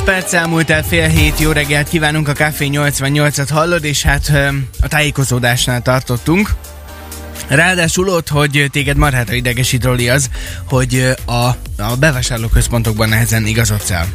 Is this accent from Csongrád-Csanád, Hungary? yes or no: no; Kecskemét, Bács-Kiskun, Hungary; now in Szeged, Hungary; mikor leköltöztem Szegedre, ö, habár egyébként én Kecskeméti vagyok